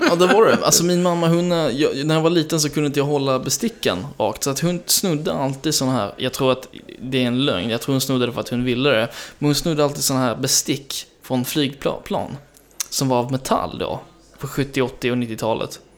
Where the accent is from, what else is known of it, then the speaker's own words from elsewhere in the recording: Skanör, Skåne, Sweden; moved away; also born or lived in Denmark; Skanör, som jag, där jag är från, sydvästra punkten